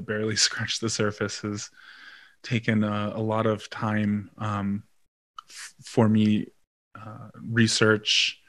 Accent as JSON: {"language": "English", "town": "Pittsburgh", "region": "Pennsylvania", "country": "United States", "tie": "born or raised there", "also_born_or_lived": "Yellow Springs, Ohio", "moved": "as an adult", "said": "but I'm only on the roll for the Kiowa. They only let you choose one. I grew up in Pittsburgh, Pennsylvania."}